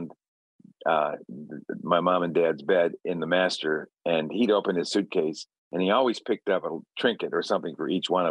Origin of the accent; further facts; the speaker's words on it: Chicago, Illinois, United States; I grew up in Chicago